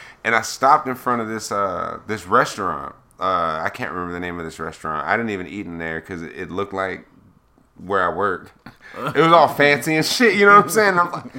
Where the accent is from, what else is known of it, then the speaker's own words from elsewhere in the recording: Florida, United States; I have my pistol with me. I'm from Florida, dog.